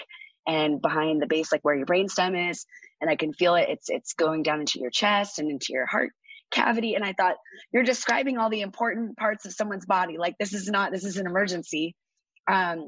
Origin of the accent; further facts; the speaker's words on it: Orange, California, United States; I grew up in Orange, California